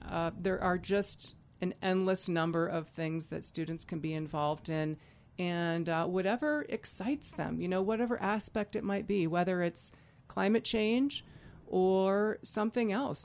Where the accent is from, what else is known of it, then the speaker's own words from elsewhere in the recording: Vail, Colorado, United States; a kid growing up in Vail